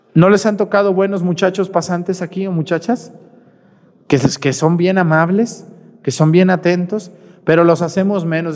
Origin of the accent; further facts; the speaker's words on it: Mexticacán, Jalisco, Mexico; soy de Mesticacán